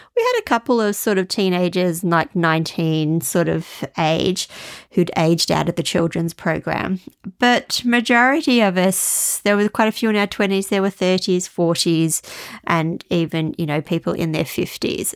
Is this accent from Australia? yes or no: yes; Australia; moved away; as an Australian